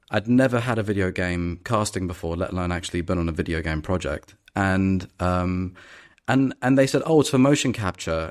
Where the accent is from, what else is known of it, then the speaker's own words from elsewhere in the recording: London, United Kingdom; I'm from London and I grew up in London